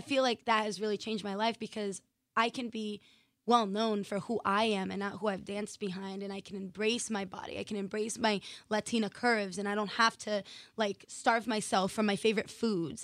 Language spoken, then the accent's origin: English; Massachusetts, United States; moved away as an adult; now in Los Angeles, United States; I'm originally from Massachusetts